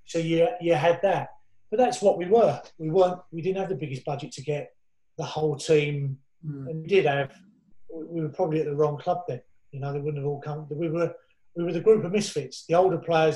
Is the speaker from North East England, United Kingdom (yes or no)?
no; Essex, East of England, United Kingdom; I grew up together in Essex schools